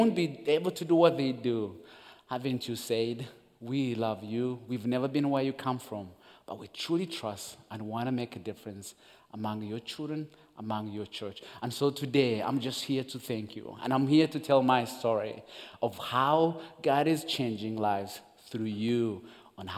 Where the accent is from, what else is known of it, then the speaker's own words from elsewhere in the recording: Uganda; English is a second language; also born or lived in Rwanda; I'm born and raised in Uganda